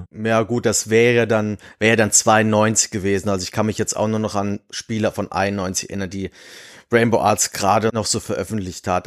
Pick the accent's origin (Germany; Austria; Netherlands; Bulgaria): Germany; Giessen, Hesse; ich bin eigentlich gebürtiger Gießner, allerdings zu dem Zeitpunkt, wo ich auf die Welt gekommen bin, war das nicht Gießen, sondern Lahn